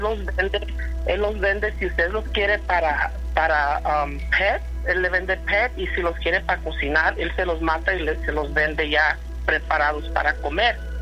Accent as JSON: {"language": "Spanish", "region": "Mexico City", "country": "Mexico", "said": "somos de Iztapalapa"}